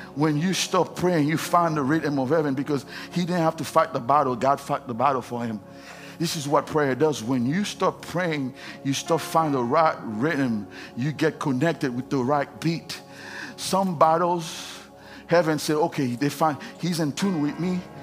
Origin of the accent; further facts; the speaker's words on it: Haiti; English is a second language; moved away; I'm from Haiti. If you don't know that, I have an accent.